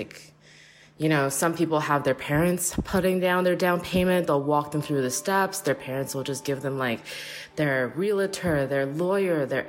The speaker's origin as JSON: {"language": "English", "town": "Toronto", "region": "Ontario", "country": "Canada", "tie": "born or raised there", "lives_now": "Brampton, Canada", "said": "I grew up in Toronto, Ontario"}